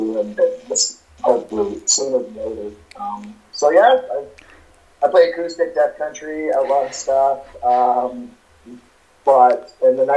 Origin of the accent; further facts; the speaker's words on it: Canada; accent: Canadian; I could go full on Canadian